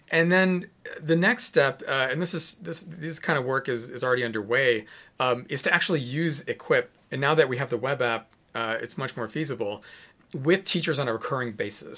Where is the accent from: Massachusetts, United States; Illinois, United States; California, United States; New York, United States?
Illinois, United States; Chicago; moved away; I'm from Chicago originally.